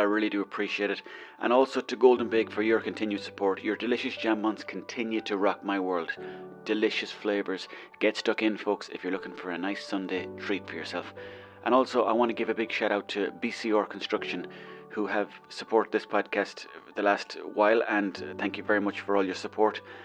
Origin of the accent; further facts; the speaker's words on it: Mayo, Connacht, Ireland; I'm not from here, I'm from Mayo